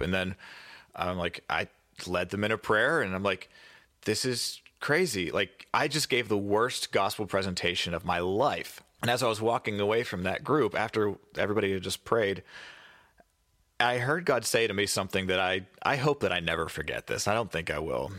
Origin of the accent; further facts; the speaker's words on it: Pittsburgh, Pennsylvania, United States; where I grew up in Pittsburgh